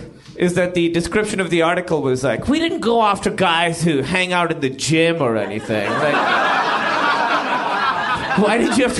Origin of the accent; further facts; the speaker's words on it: Pakistan; I'm Pakistani